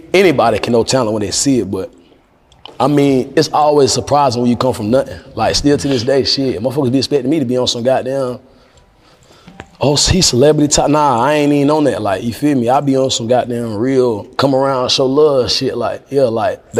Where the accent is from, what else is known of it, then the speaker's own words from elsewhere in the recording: North Carolina, United States; I'm from North Carolina